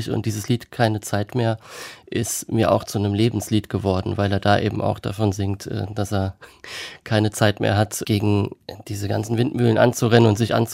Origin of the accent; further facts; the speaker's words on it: Kaiserslautern, Rhineland-Palatinate, Germany; also born or lived in Trier / Thuringia; Und ich als Westdeutscher, der aus Kaiserslautern kommt, in Trier studiert hat, ähm, hatte gar nicht so viele Berührungspunkte mit der DDR oder dem Osten. Und da ich vorher drei Jahre in Thüringen gelebt habe